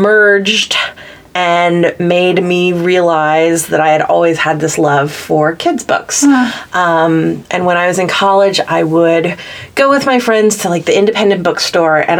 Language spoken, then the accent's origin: English; Texas, United States; accent: Southern; moved away as an adult; now in New York, United States; I grew up in Texas, so whenever I come to Nashville, my internal Southern accent wants to come out and dance